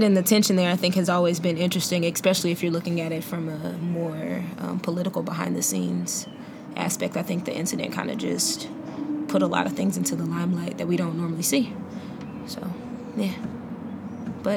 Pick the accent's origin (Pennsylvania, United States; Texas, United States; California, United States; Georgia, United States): Texas, United States; Houston; moved away as an adult; also born or lived in Bay Area; I grew up in Northeast Houston, and it is one of the poorest areas in Houston